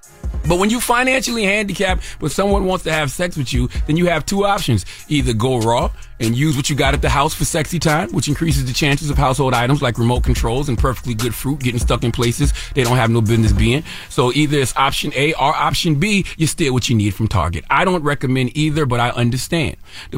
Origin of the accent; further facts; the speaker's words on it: South Carolina, United States; You know I'm from South Carolina. I'm in the roots and stuff.